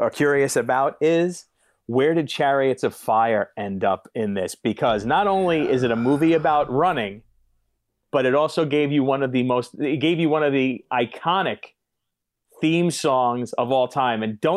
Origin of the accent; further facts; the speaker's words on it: New York, United States; also born or lived in Chicago; you must be the only guy from New York that doesn't like